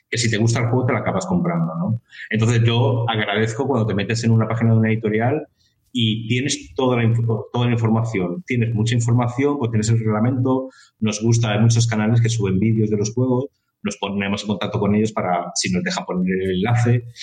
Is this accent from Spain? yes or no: yes; Valencia, Valencian Community, Spain